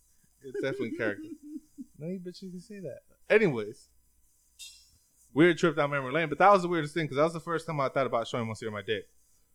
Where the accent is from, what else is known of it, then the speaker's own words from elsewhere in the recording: Mexico; we're from Mexico